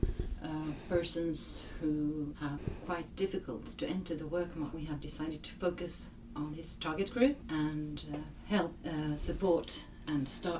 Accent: Norway; now in Gothenburg, Sweden; I'm from Norway originally, but I live in Sweden, so I'm an immigrant in Sweden

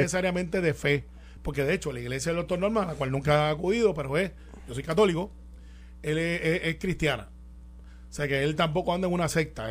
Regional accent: Guaynabo, Puerto Rico; yo soy de campo de Santa Rosa en Guaynabo y, y criado en Cantagallo, alias Singing Rooster. Allí en Guaynabo también

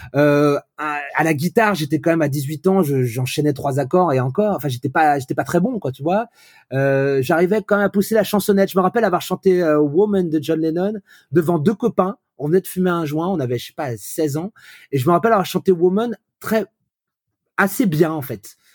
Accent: Vannes, Brittany, France; j'ai grandi dans cette France-là des années 80 où voilà à Vannes

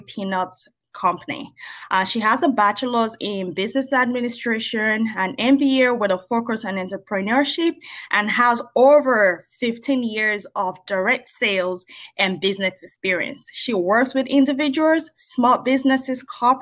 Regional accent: Lagos, Nigeria; I grew up in Lagos

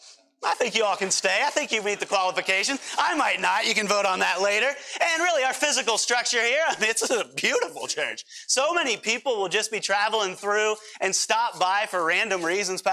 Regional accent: United States; we as American Christians

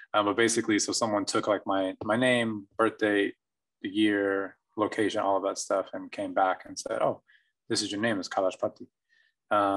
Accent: Lawton, Oklahoma, United States; moved away as an adult; also born or lived in Ottawa, Kansas; now in Santa Cruz, United States; I'm born and raised in Lawton, Oklahoma

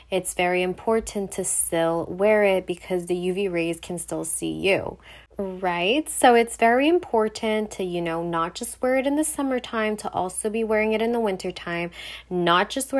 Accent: Montreal, Quebec, Canada; I'm from Montreal, so I do speak French

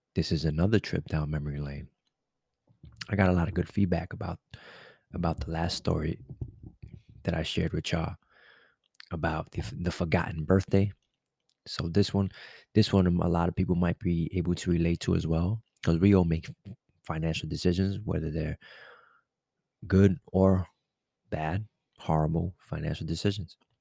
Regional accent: New York City, New York, United States; I'm a New Yorker. I'm from the city

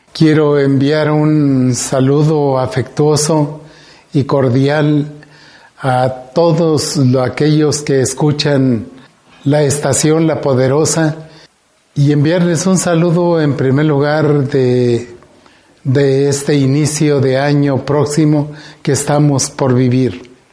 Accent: Guanajuato, Mexico; como mexicanos, como guanajuatenses

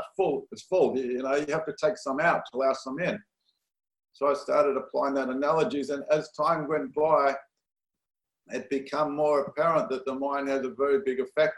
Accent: Perth, Western Australia, Australia; moved away as an adult; also born or lived in San Diego, United States; now in Los Angeles, United States; Australia, Perth, Australia. My father was born, both parents actually born in Australia, so I was second generation Australian

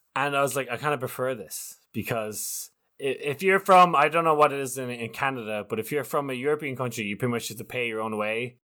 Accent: Ireland; as an Irishman

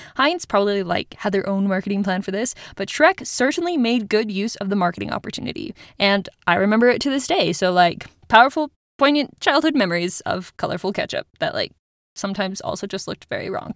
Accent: Utah, United States; my home state of Utah

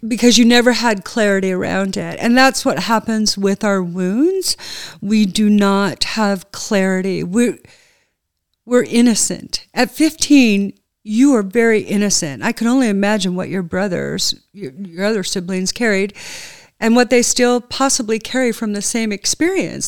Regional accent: United States; moved away; also born or lived in Burnaby, British Columbia, Canada; Burnaby, Vancouver, B C

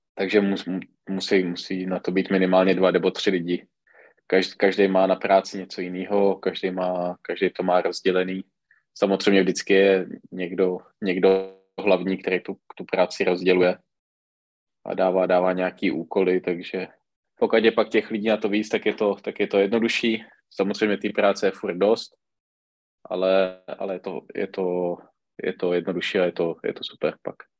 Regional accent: Czechia; U nás v Čechách většinou, když se na to podíváte, tak ty trenéři, pokud se hejbou, tak jde většinou trenér sám

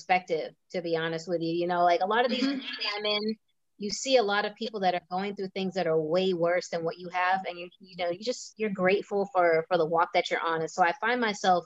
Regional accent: Massachusetts, United States; moved away; also born or lived in New York / Philadelphia; I grew up in Massachusetts. I lived in New York. I lived in Philly

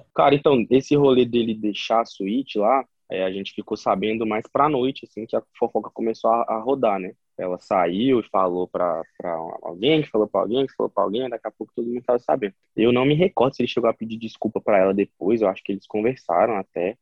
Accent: Brasília, Federal District, Brazil; eu sou de Brasília

